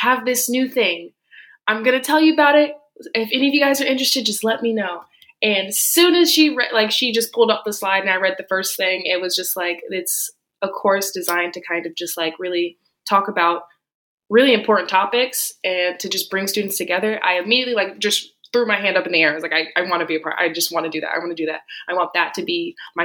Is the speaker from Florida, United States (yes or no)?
yes; Tampa, Florida, United States; moved away as an adult; now in Miami, United States; I am originally from Tampa, Florida